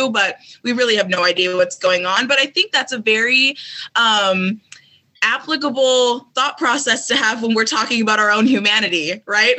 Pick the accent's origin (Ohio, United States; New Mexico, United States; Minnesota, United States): Minnesota, United States; Minneapolis; moved away; also born or lived in Colorado; even though I'm from Minneapolis, I moved to Colorado